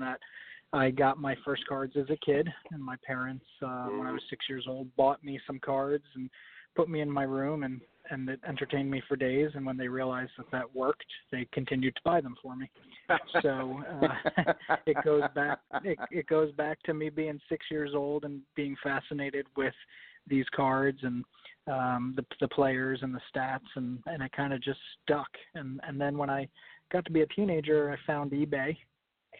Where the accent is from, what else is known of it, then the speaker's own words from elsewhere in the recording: New York City, New York, United States; I grew up in the New York City area